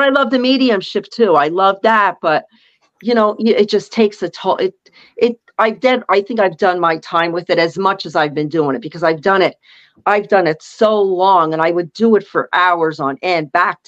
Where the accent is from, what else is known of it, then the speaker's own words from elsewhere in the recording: Pennsylvania, United States; I'm from Pennsylvania.